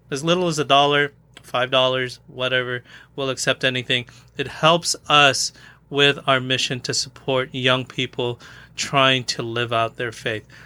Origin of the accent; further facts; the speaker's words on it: Philippines; I'm Filipino